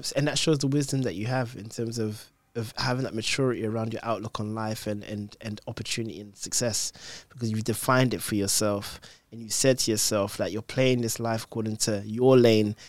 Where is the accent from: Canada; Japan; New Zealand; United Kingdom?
United Kingdom; London; I was born in London